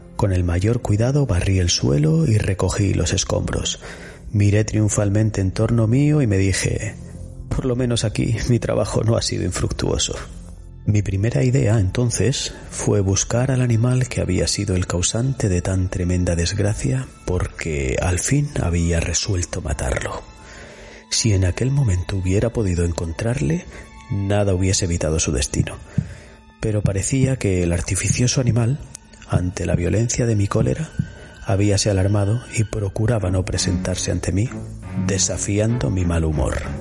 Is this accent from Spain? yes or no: yes; Spain; en nuestra zona, Iñaki, en la Vega Baja y en la zona de la Huerta de Murcia, seguro que recuerdas bien cuando éramos pequeños que nuestros abuelos ponían mucho esmero